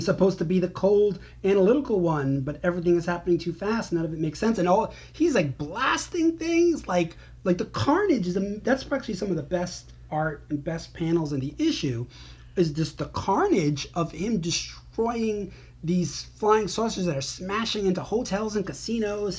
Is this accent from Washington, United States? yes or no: no; New York, United States; moved away as an adult; I'm a New Yorker. I don't, might not live there currently, but the vast majority of my life, and up till very recently, I lived in New York